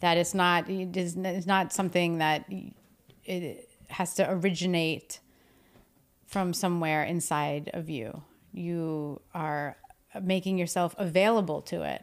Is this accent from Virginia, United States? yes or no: no; New Jersey, United States; moved away; I'm from New Jersey.